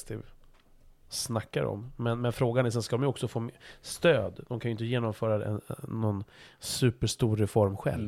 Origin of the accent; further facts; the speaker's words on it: Stockholm, Stockholm County, Sweden; jag är ju liksom född stockholmare